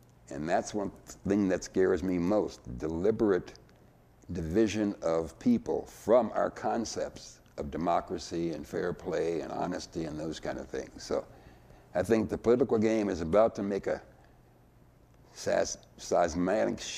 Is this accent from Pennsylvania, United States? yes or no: yes; Erie, Pennsylvania, United States; also born or lived in Mississippi; I basically grew up in Erie, went to Erie schools, and went to Penn State